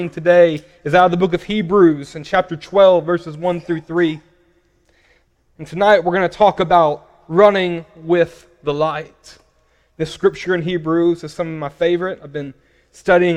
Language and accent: English; Paragould, Arkansas, United States; now in Louisville, United States; I'm originally from a small town called Paragould, Arkansas.